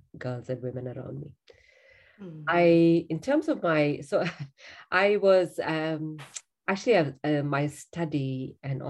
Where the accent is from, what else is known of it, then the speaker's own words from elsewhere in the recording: India; I'm from India. Grew up in a home